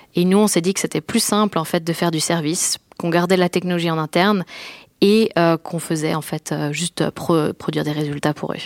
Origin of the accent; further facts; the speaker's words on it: France; moved away as an adult; also born or lived in Lausanne, Switzerland / Boston, United States; now in Switzerland; je suis française d'origine et je suis venue à l'EPFL pour faire des études